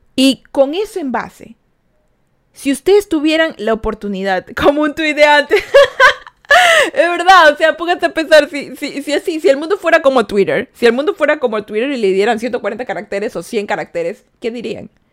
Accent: Ecuador; Yo soy de Ecuador

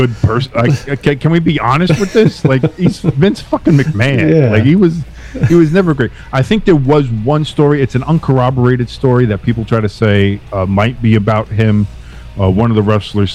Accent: New Jersey, United States; I'm from Jersey

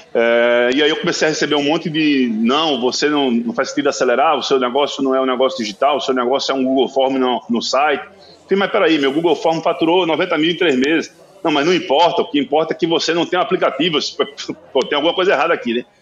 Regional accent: São José do Belmonte, Pernambuco, Brazil; eu sou do Sertão Central, Sou de São José do Belmonte. E eu costumo dizer que o sertão é um. Hoje em dia está bem é, desenvolvido, mas assim, na minha, na minha infância, sertão era.

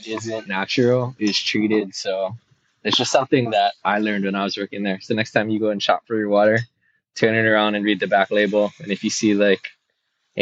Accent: Hilo, Hawaii, United States; I'm from Hilo

